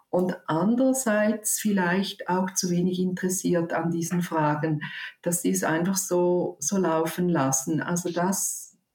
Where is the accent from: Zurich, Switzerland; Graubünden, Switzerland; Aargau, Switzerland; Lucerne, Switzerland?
Zurich, Switzerland; ich komme aus Zürich und ich habe